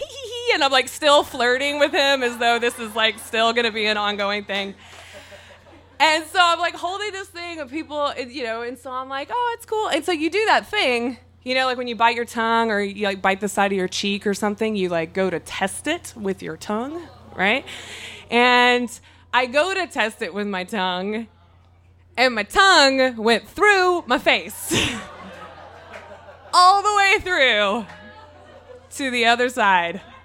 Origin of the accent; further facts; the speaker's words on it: Mississippi, United States; now in San Diego, United States; I'm from Mississippi